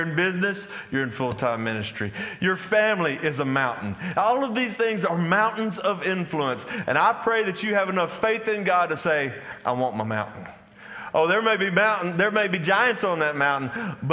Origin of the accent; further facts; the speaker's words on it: Athens, Texas, United States; I grew up here. I grew up in Athens, Texas